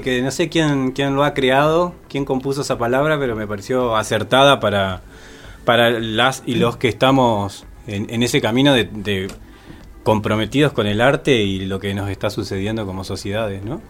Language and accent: Spanish; Concepción del Uruguay, Entre Ríos, Argentina; now in Paraná, Argentina; soy de Concepción del Uruguay